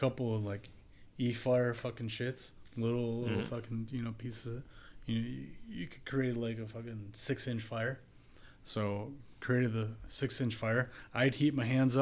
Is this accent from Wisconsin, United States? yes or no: yes; Wisconsin, United States; I grew up in Wisconsin.